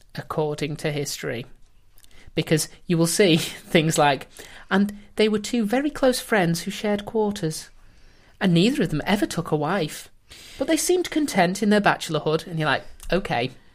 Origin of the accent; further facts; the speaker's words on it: England, United Kingdom; we being the English